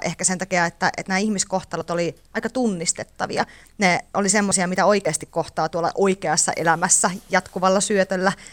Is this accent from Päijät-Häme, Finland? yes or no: no; Teisko, Pirkanmaa, Finland; also born or lived in Kuru; Mä oon syntynyt Kurussa ja asunut lapsuuteni Teiskossa